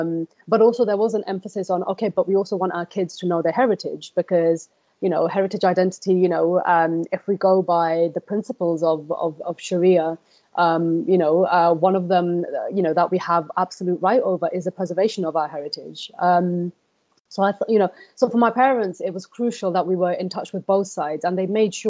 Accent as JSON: {"language": "English", "country": "Germany", "tie": "born or raised there", "also_born_or_lived": "Bangladesh", "said": "a significant part of my childhood, I grew up in Germany. So we went back to Germany after we finished up in Bangladesh."}